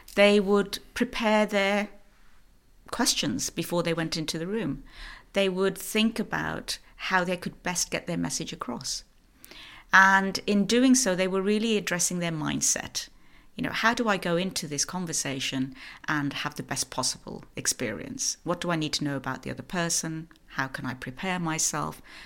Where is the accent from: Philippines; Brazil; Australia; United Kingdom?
United Kingdom; moved away as an adult; now in Norway; So I am British. I'm living in Norway. I've been here 14 years